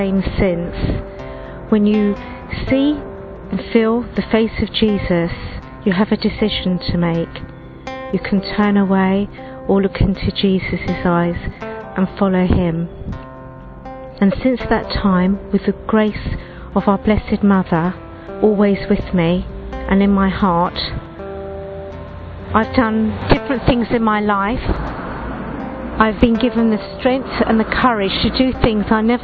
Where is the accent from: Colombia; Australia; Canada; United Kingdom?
United Kingdom; I'm from the United Kingdom.